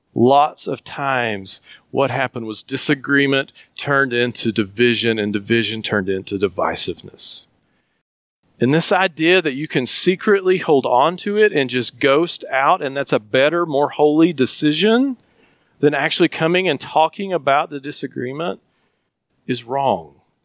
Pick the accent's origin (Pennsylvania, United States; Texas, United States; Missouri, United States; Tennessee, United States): Tennessee, United States; Flag Pond; I grew up in Flag Pond, and we used to grow tobacco